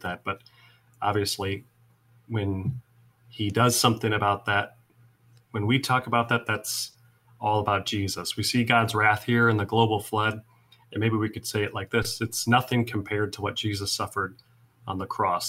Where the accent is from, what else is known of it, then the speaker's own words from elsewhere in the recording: Iowa, United States; also born or lived in Seward, Nebraska; now in Mount Pulaski, United States; I grew up in Iowa